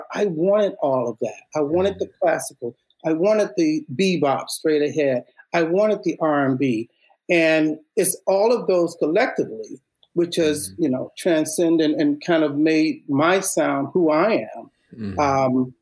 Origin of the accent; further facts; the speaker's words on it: Chicago, Illinois, United States; Humble background, I'm from Chicago. We had a very thriving arts program within Chicago public schools